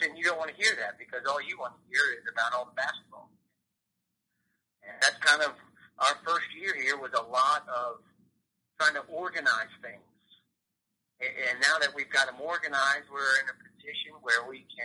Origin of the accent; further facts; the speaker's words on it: Gwinnett County, Georgia, United States; I grew up in Gwinnett County